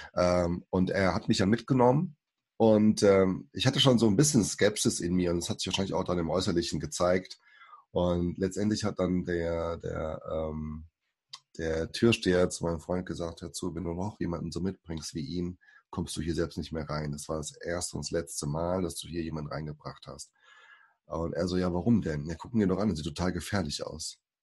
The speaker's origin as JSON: {"language": "German", "country": "Germany", "tie": "born or raised there", "also_born_or_lived": "Suzano, São Paulo, Brazil", "first_language": "Portuguese", "second_language": "German", "said": "ich äh, bin geboren in Brasilien 1980, bin fünf Jahren hergekommen und bin dann hier aufgewachsen in Deutschland"}